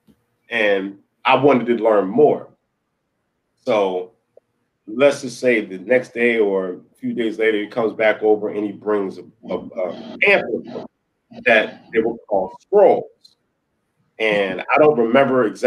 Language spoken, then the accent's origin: English; Philadelphia, Pennsylvania, United States; also born or lived in Delaware; my hometown was Philly